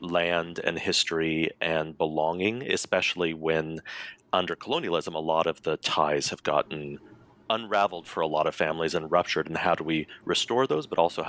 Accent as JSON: {"language": "English", "region": "Colorado", "country": "United States", "tie": "born or raised there", "said": "So I'm a Cherokee Nation citizen. I was born and raised in Colorado."}